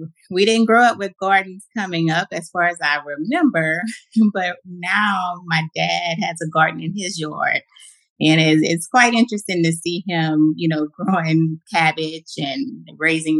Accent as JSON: {"language": "English", "town": "Houma", "region": "Louisiana", "country": "United States", "tie": "born or raised there", "moved": "as an adult", "lives_now": "Houston, United States", "said": "I grew up in a small town as well, Houma, Louisiana"}